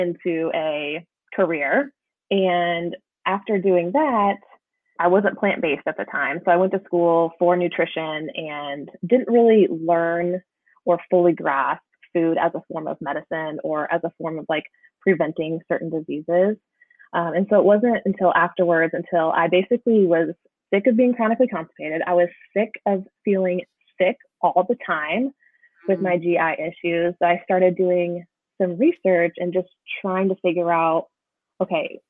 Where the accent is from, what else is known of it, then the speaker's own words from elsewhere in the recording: rural Indiana, United States; now in North Carolina, United States; I actually grew up in rural Indiana and I currently live in North Carolina